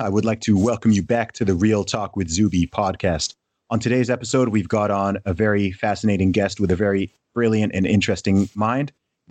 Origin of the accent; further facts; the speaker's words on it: Saudi Arabia; moved away; growing up in the Middle East in Saudi Arabia, obviously, where you've got super intensely hot sun.